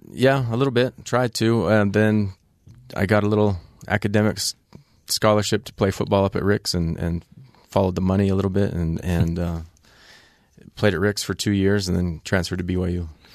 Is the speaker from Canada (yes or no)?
yes; Canada; also born or lived in Ogden, Utah, United States; I qualified as a Canadian